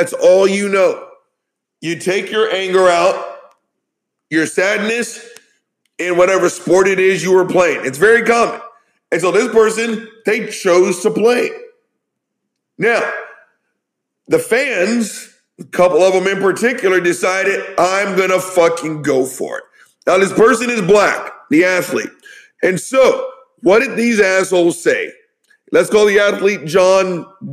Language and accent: English; the South, United States; I'm from the South.